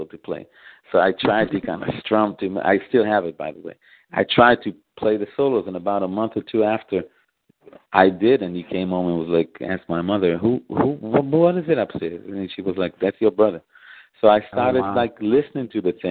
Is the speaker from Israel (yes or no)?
yes; Israel; born or raised there; moved away as an adult; also born or lived in Memphis, United States; now in Chicago, United States